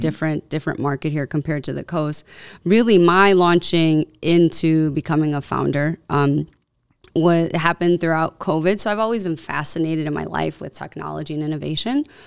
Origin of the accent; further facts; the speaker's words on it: Cicero, Illinois, United States; I grew up in Cicero